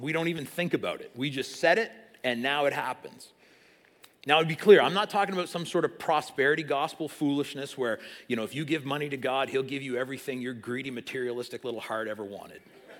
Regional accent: South East England, United Kingdom; I grew up in Sussex, up the road. I know from cows.

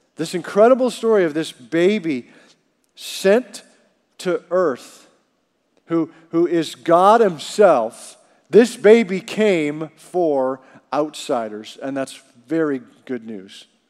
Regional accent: Canada; growing up in Canada

